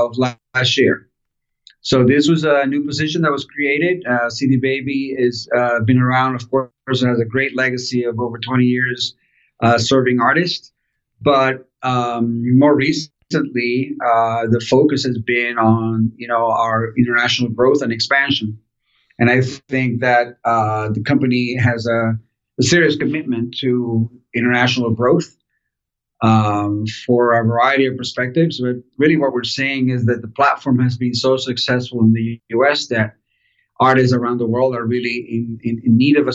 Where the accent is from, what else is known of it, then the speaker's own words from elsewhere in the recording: Miami, Florida, United States; also born or lived in Caracas, Venezuela / Portland; I left when I was a kid, and my family moved to Miami, Florida